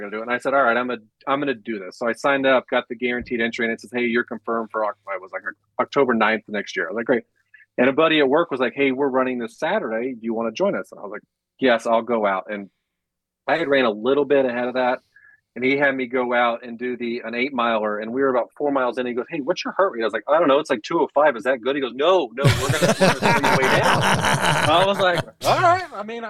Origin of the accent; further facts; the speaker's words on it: Panama City, Florida, United States; also born or lived in Mississippi / Nebraska / Alaska / Louisiana; now in Charlotte, United States; So I was born in Mississippi. We moved to Nebraska, Alaska, Louisiana, New Mexico, and then Florida. And I did high school in Panama City, Florida, college in Tallahassee.